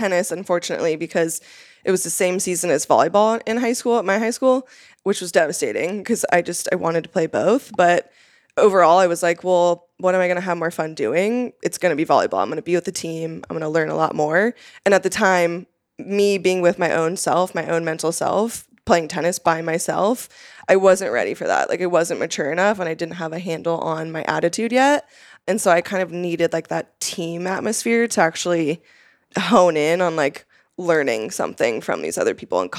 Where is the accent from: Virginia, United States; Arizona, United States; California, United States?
California, United States; Like, for those who don't know, like, I'm from the Central Coast of California. I mean, there isn't anything except for nature there.